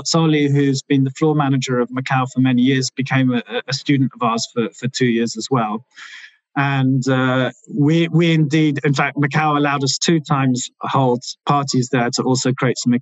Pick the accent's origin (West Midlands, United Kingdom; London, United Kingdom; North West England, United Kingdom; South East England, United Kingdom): London, United Kingdom; also born or lived in Milan; when I grew up in London, and when you come from London